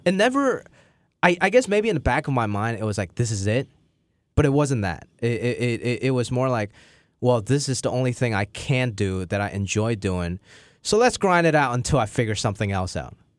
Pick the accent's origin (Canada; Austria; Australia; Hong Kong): Hong Kong; moved away